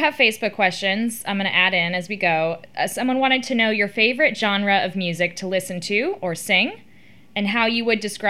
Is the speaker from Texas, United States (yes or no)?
yes; Austin, Texas, United States; Okay, I'm from Austin